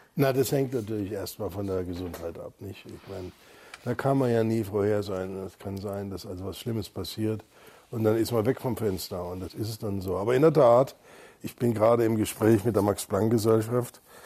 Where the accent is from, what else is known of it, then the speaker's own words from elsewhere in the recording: Freiburg, Baden-Württemberg, Germany; now in Munich, Germany; ich bin ja in Freiburg aufgewachsen.